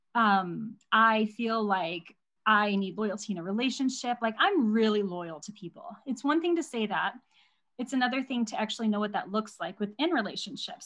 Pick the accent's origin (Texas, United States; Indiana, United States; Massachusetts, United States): Indiana, United States; moved away as an adult; now in Nebraska, United States; I have married a man who lives in Nebraska and my I was raised in Indiana